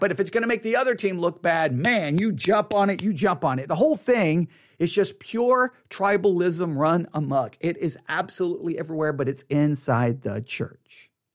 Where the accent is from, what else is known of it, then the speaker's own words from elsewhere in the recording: Texas, United States; I'm identified as an American.